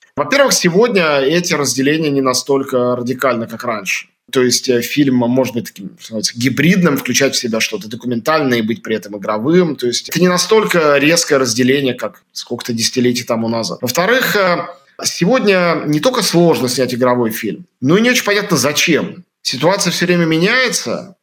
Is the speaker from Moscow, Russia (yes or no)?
yes; Moscow, Russia; moved away as an adult; я москвич, я россиянин. Потому что я, хотя я не живу в Москве и не живу в России сегодня